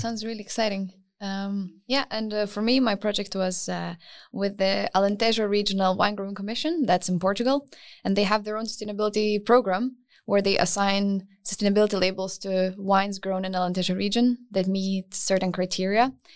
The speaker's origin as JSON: {"language": "English", "country": "Lithuania", "also_born_or_lived": "United Kingdom", "moved": "yes", "said": "I come from Lithuania originally, but I studied in the U K before"}